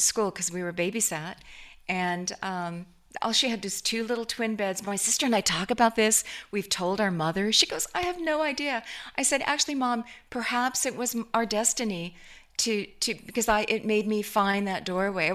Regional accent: Seattle, Washington, United States; Seattle, which is my hometown and where we were.

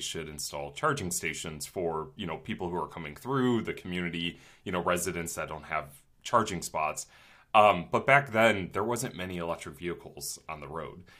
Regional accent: Twinsburg, Ohio, United States; my hometown of Twinsburg, Ohio

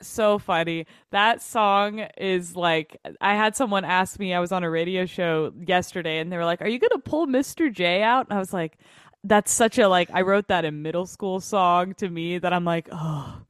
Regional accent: Overland Park, Kansas, United States; moved away; I grew up in Overland Park, Kansas, which is, like, you know, twenty minutes outside of Kansas City

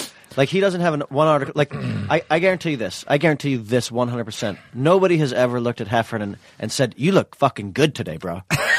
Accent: New York City, New York, United States; I'm from New York City.

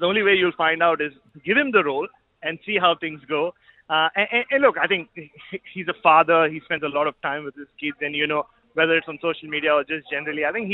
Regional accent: Norwood, South Australia, Australia; accent: Norwood; my Norwood accent

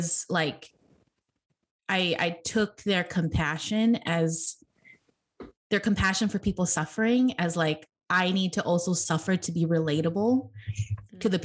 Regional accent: Oahu, Hawaii, United States; now in San Diego, United States; growing up in Hawaii

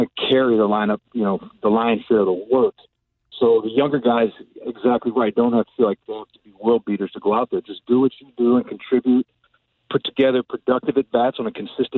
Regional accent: North Chicago, Illinois, United States; I grew up in North Chicago

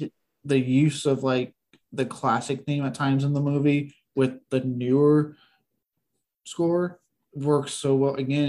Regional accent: Texas, United States; a dude born and raised in Texas

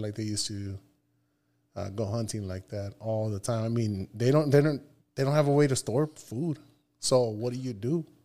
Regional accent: Nogales, Sonora, Mexico; moved away; also born or lived in Tucson, Arizona; I was born here in, in, uh, Tucson, Arizona, but I was raised in Nogales, Sonora.

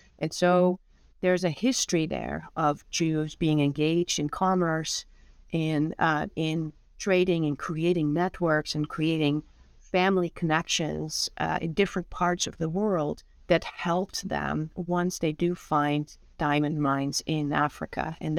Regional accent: Netherlands; moved away as an adult; now in United States; And I'm originally from the Netherlands, born and raised, and came to the United States when I was 24 and have been here ever since.

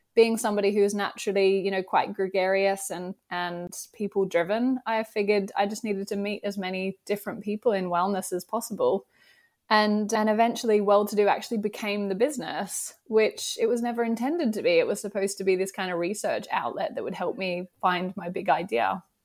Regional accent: Australia; accent: Australian; moved away as an adult; now in United Kingdom; my Australian accent. I live in the U K, but I am originally from Australia.

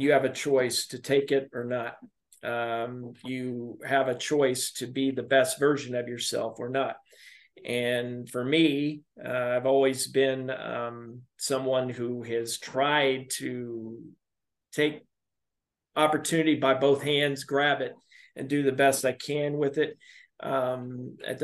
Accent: Robertsdale, Alabama, United States; I was born and raised in Alabama. My hometown is Robertsdale, Alabama

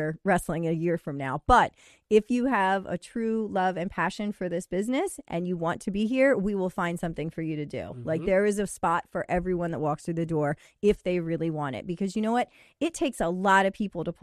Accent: Western Maryland, United States; I'm a Western Maryland girl as well

